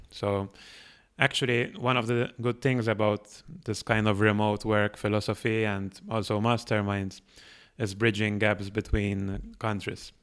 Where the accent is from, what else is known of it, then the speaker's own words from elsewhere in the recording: Malta; moved away as an adult; now in Barcelona, Spain; built an agency in my home country, which is Malta